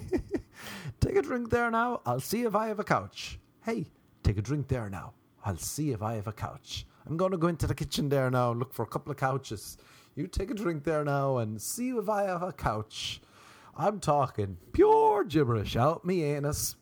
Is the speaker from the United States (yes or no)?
no; Ireland; moved away; I was from Ireland